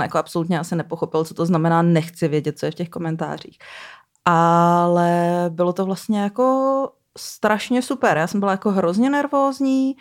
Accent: Brno, South Moravian Region, Czechia; moved away; já jsem původně z Brna

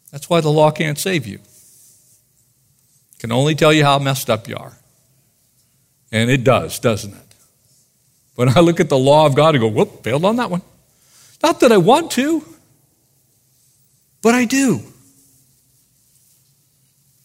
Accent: United States; I'm American

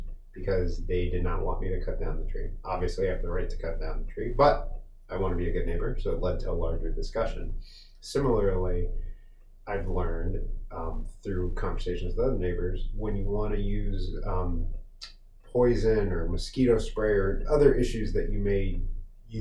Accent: Las Vegas, Nevada, United States; moved away as an adult; now in Montgomery County, United States; I'm from Las Vegas, Nevada

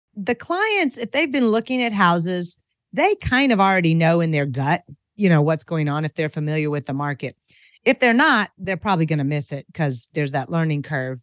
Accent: Franklin, Tennessee, United States; also born or lived in Asia; I am a native of Franklin, Tennessee, which is kind of a rare beast. You know, it's a pretty popular place to move right now, but I had the privilege of growing up here

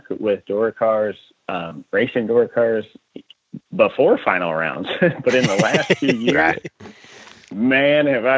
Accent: Iowa, United States; moved away as an adult; I was born and raised in Iowa, went to college there, so I was there forever

